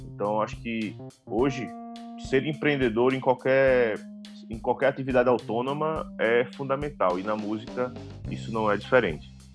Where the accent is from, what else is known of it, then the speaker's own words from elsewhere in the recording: Recife, Pernambuco, Brazil; eu sou de Recife